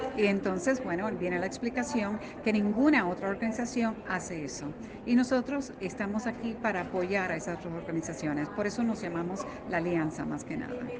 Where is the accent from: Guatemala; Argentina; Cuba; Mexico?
Guatemala; soy de Guatemala